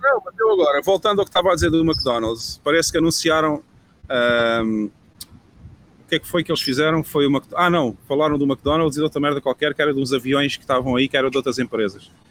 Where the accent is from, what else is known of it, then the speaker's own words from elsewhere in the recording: Portugal; moved away as an adult; now in El Salvador; O país onde eu cresci não é o país que existe hoje em dia